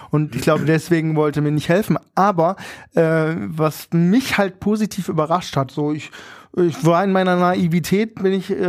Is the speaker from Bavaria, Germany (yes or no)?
no; Berlin, Germany; ja, wir sind Berliner, wir machen